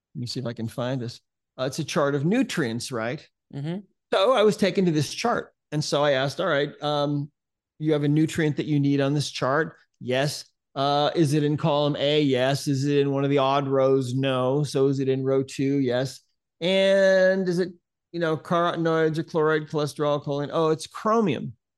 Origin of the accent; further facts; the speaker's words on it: Montana, United States; I'm from Montana.